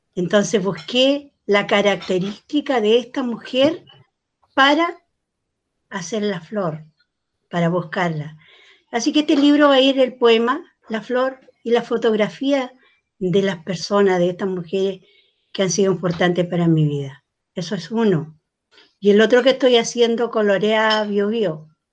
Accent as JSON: {"language": "Spanish", "town": "Arauco", "region": "Biobío", "country": "Chile", "tie": "born or raised there", "said": "yo nací en Arauco, donde caminar dos veces con un hombre era porque te acostabas con él"}